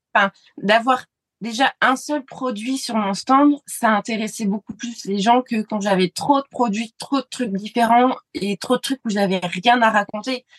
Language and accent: French; France; en tant que Français